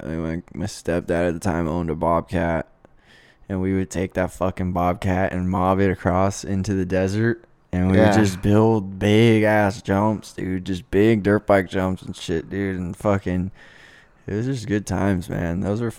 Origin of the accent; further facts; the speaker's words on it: Lake Havasu City, Arizona, United States; growing up in Havasu was, like... Dude, like, it was almost a little bit hood type of shit